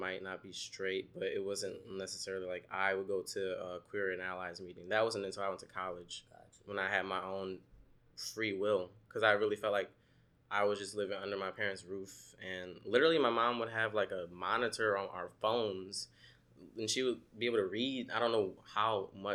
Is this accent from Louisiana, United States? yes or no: yes; New Orleans, Louisiana, United States; also born or lived in Savannah, Georgia; now in Brooklyn, United States; I grew up in New Orleans